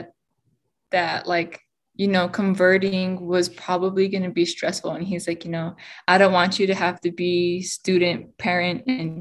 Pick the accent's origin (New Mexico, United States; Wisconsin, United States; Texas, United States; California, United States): New Mexico, United States; Pueblos of Laguna and Acoma; I'm from the Pueblos of Laguna and Acoma.